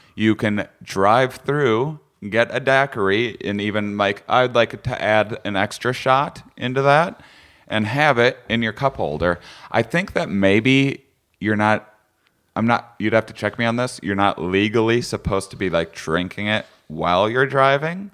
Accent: Wisconsin, United States; I'm from Wisconsin, so I'm used to bland food myself.

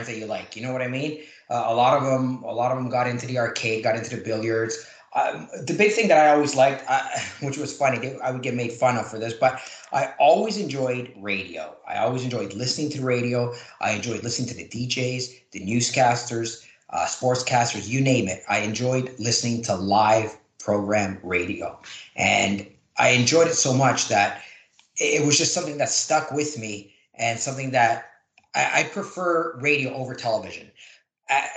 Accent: Toronto, Ontario, Canada; also born or lived in Oakville / Hamilton; born, raised in Toronto, moved around a little bit, but Toronto.

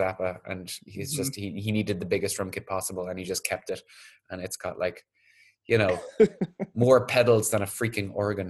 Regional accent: Ireland; now in Vietnam; I'm from Ireland.

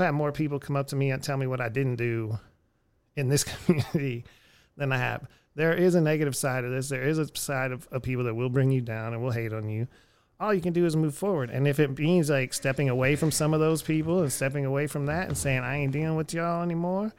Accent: Houston, Texas, United States; now in Austin, United States; I come from Houston, crazy people.

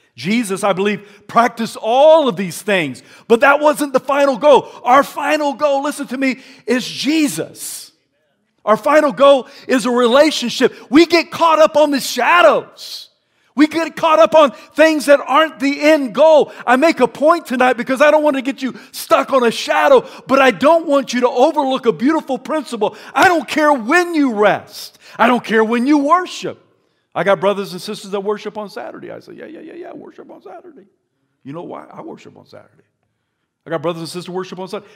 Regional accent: South Carolina, United States; now in Idaho, United States; as a young man growing up in South Carolina

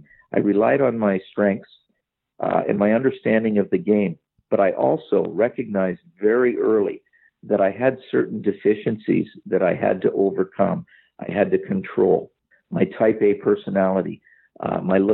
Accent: Sarnia, Ontario, Canada; Sarnia, Ontario, my hometown

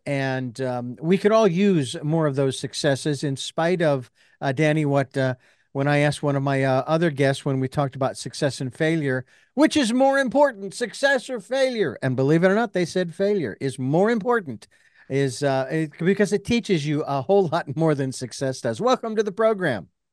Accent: Phoenix, Arizona, United States; when I was born and raised in Phoenix

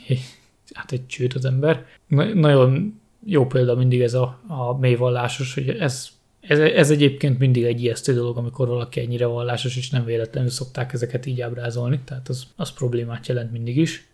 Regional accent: Hungary; Budapest mellett nőttem föl, Budapestre bejárósan

